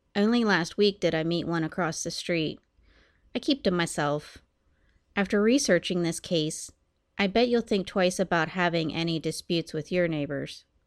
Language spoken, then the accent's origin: English; United States; also born or lived in Columbus, Ohio; My hometown is about an hour from Pittsburgh